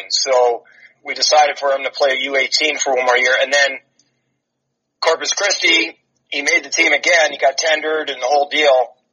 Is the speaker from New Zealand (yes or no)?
no; Toronto, Ontario, Canada; moved away as an adult; we growing up in Toronto, everybody played hockey